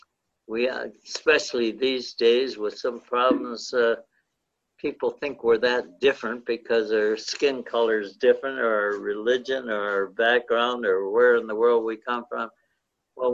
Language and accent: English; St. Catharines, Ontario, Canada; I grew up in St. Catharines